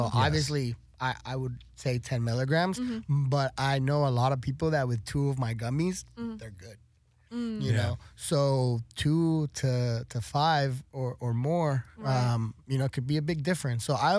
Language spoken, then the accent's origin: English; El Paso, Texas, United States; also born or lived in Florida, United States / Juárez, Mexico; So I'm a border kid from mm-hmm. El Paso, mm-hmm. Texas, and Juarez, Chihuahua.